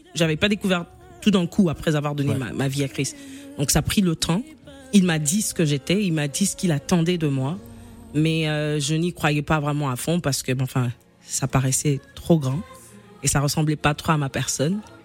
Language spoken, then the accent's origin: French; Kinshasa, DR Congo; à 6 ans justement, je suis dans la parcelle de chez moi à Kinshasa